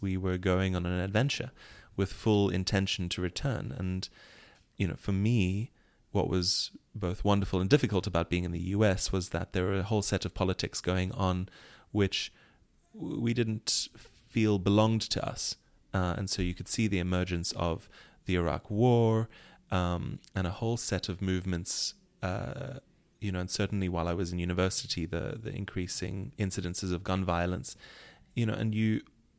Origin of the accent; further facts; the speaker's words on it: South Africa; as a South African, there's a whole set of fraught identities and activities that you have to take on as a resident or a citizen.